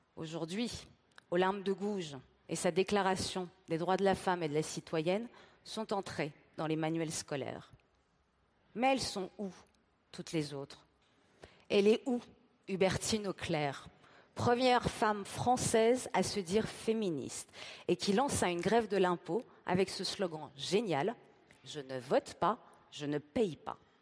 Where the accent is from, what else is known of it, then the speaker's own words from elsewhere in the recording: Tehran, Tehran Province, Iran; moved away; Je suis née à Téhéran, avec la révolution islamique